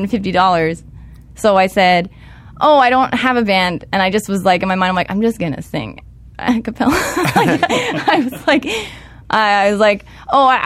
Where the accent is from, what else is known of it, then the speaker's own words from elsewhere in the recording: Toronto, Ontario, Canada; moved away; I'm from Toronto, Canada.